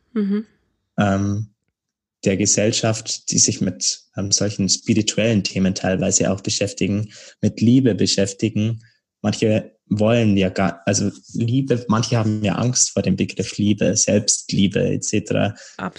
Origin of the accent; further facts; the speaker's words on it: Bavaria, Germany; moved away as an adult; now in Berlin, Germany; in Bayern, in meiner Heimat